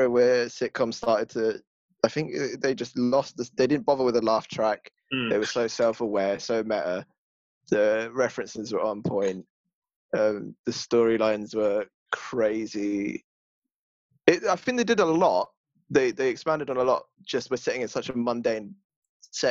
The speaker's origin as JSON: {"language": "English", "town": "Croydon", "region": "London", "country": "United Kingdom", "tie": "born or raised there", "said": "I was born and raised in Croydon"}